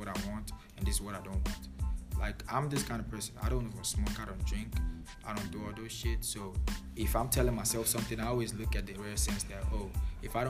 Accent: Nigeria; moved away; Nigerian, born and brought up, fully blooded

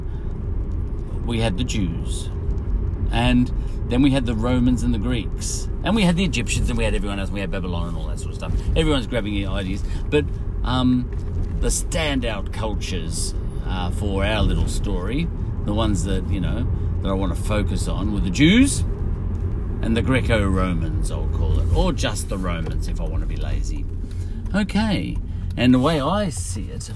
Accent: Australia

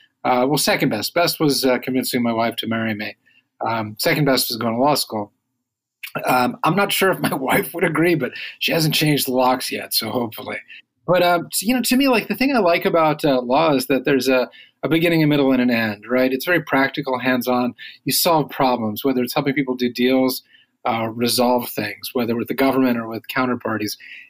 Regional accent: Midwest, United States; now in Washington, DC, United States; so I moved to DC from the Midwest some years ago, and we used to drive back on a fairly regular basis, and it was like 14 hours each way.

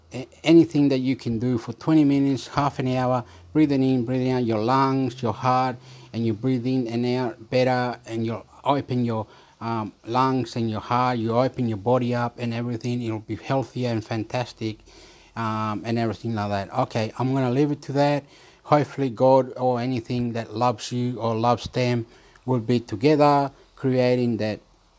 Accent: Chile; also born or lived in Australia; I am Chilean. Soy chileno. I am Australian.

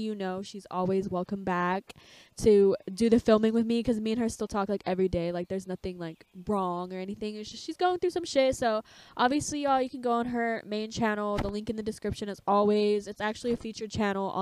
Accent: California, United States; moved away as an adult; also born or lived in Oregon; I am from California

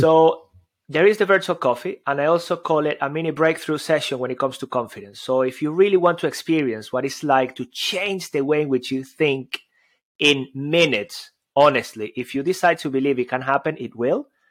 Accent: Venezuela; moved away; I've got an accent. I come from Venezuela.

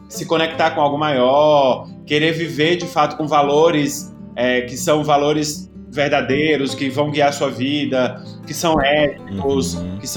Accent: Itaberaba, Bahia, Brazil; born there; eu, eu nasci no interior da Bahia, eu nasci num hospital de uma cidade chamada Itaberaba.

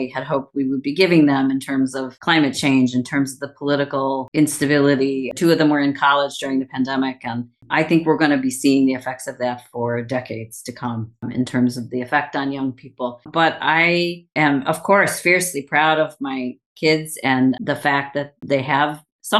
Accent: Chicago, Illinois, United States; moved away as an adult; now in Ireland; I was born and raised for most of my life in Chicago.

